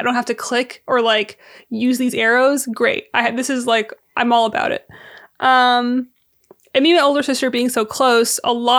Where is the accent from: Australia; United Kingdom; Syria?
Syria; also born or lived in California, United States; I was born in California, but when I was like a month old, my family and I moved back to Syria for a minute, and so we were back and forth for a while.